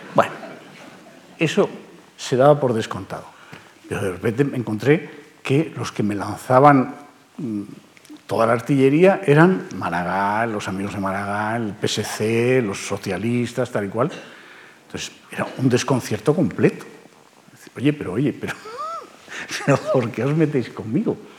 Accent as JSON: {"language": "Spanish", "town": "Barcelona", "region": "Catalonia", "country": "Spain", "tie": "born or raised there", "moved": "as an adult", "lives_now": "Madrid, Spain", "said": "A Cataluña llegaron en el siglo XVIII. De manera que somos más catalanes que muchos catalanes que ahora creen ser catalanes. Y allí eh, se quedaron. Yo me fui. Eh, ya a los 18 años me fui de allí."}